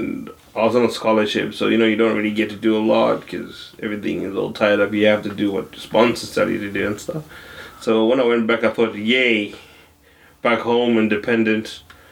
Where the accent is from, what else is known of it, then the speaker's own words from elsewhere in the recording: Zimbabwe; now in Melbourne, Australia; I am from Zimbabwe, which is a southern African country.